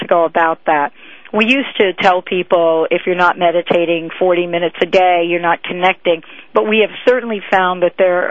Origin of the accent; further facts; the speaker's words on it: East Coast, United States; I come from the East Coast